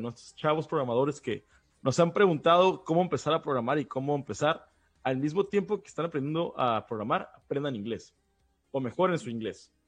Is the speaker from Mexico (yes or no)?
yes; Baja California, Mexico; tanto Luis como yo somos baja californianos